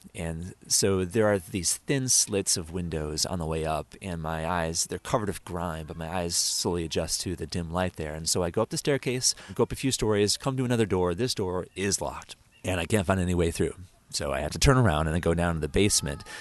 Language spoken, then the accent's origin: English; New York, United States; back in my home state of New York